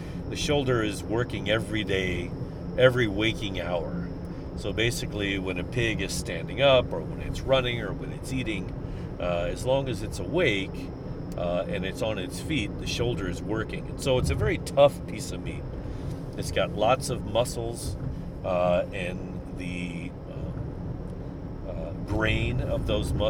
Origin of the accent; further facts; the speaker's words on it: St. Louis, Missouri, United States; I'm from St. Louis